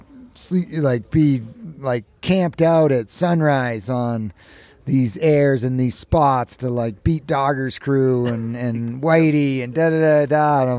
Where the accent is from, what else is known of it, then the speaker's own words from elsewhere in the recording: hometown at the base of KT-22, California, United States; I was in my hometown.